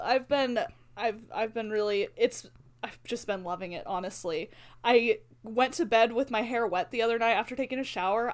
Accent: Albuquerque, New Mexico, United States; now in Ammon, United States; growing up in Albuquerque

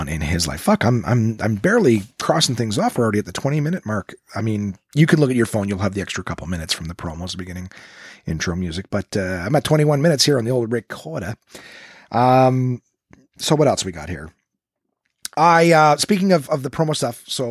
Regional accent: Ottawa, Ontario, Canada; my hometown in Ottawa.

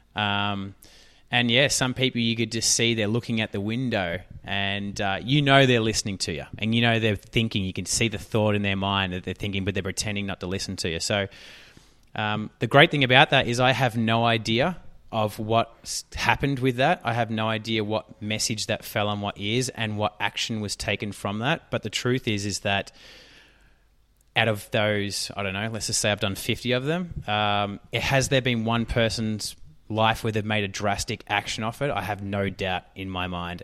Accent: Australia; accent: Australian; I'm Australian

